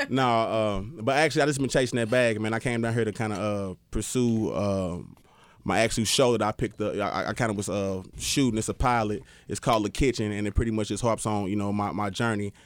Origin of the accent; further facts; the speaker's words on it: St. Louis, Missouri, United States; I'm from Saint Louis